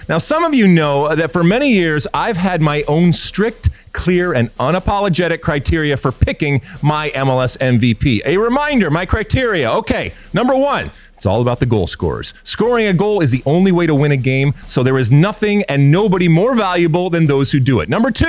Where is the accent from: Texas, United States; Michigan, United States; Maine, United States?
Michigan, United States; You know, I grew up in Michigan in the 70s.